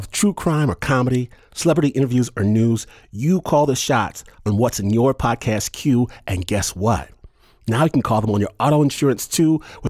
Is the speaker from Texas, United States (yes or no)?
no; Michigan, United States; I'm from Michigan. And in Michigan, up north, it gets cold.